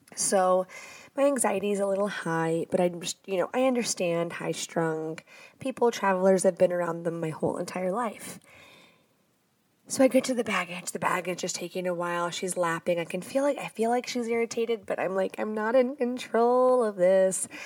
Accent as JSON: {"language": "English", "region": "the South", "country": "United States", "said": "I'm from the South."}